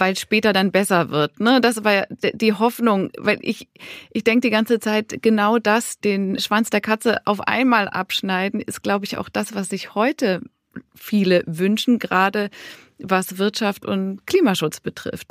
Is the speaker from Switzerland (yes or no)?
yes; Switzerland; Ich bin Schweizerin.